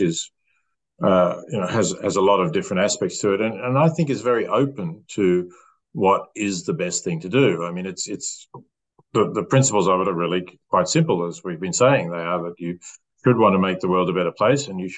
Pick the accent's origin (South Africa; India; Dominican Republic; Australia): Australia; As an Australian